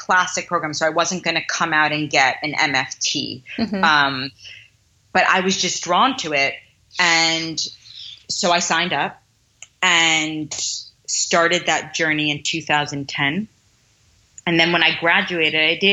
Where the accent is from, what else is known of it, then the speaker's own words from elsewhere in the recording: New York City, New York, United States; I grew up in Manhattan in a pretty driven atmosphere